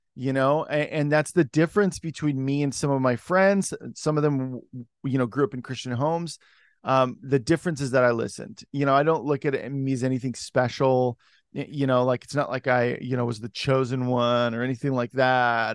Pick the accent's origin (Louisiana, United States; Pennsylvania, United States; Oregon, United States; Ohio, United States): Oregon, United States; Salem; moved away as an adult; also born or lived in Los Angeles / Washington / Portland; I was born and raised in Oregon.